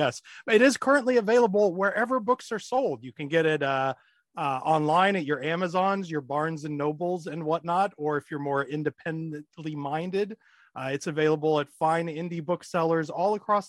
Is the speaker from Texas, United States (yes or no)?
no; Wichita, Kansas, United States; moved away as an adult; now in New York City, United States; I was born and raised in Wichita. I spent my first 30 years there. And then at age 30, I moved to New York. And these are the only two places I have lived are Wichita, Kansas and New York City.